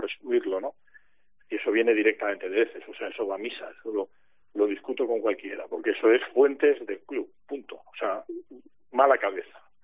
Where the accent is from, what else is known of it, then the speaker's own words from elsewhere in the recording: Spain; como ciudadano español